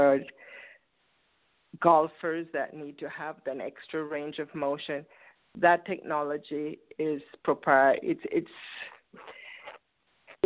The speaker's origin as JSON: {"language": "English", "town": "Port Antonio", "region": "Portland", "country": "Jamaica", "tie": "born or raised there", "moved": "as an adult", "lives_now": "United States", "said": "I was born in Port Antonio. It's in the east side of the island."}